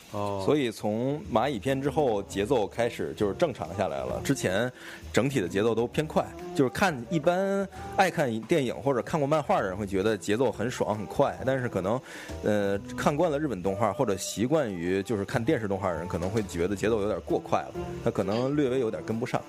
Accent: Beijing, China; accent: Beijing dialect; 咱们北京话叫狗食孩子或者什么呀，叫混孩子的这种

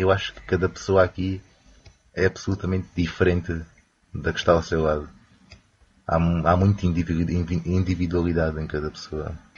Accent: Campo Maior, Alentejo, Portugal; moved away as an adult; now in Beijing, China; sou alentejano, mais propriamente uma pequena terra chamada Campo Maior

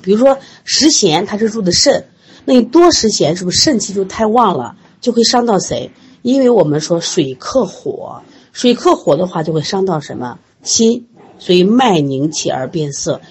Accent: Sichuan, China; 我们四川人爱吃辣

